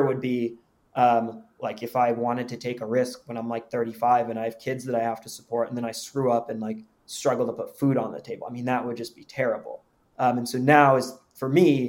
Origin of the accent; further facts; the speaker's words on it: Palo Alto, California, United States; I'm from Palo Alto, California. And that's where I've lived since from third grade up until I went off to college